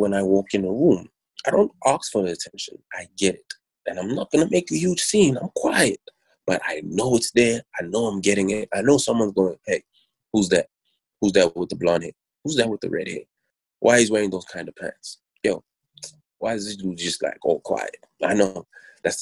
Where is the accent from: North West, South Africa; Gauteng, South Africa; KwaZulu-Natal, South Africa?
Gauteng, South Africa; Pretoria; also born or lived in Durban / Johannesburg / Kempton Park; I was born in Durban, but I was raised in Pretoria. Mm-hmm. I was raised in Joburg, Kempton Park, mainly Pretoria